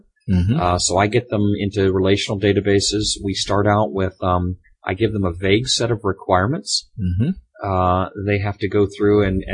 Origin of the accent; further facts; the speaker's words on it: Florida, United States; now in Seattle area, United States; We're from Florida